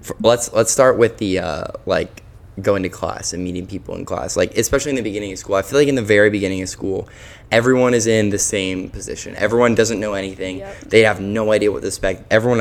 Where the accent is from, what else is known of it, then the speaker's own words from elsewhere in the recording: South Florida, United States; moved away as an adult; now in Dallas, United States; I grew up in Florida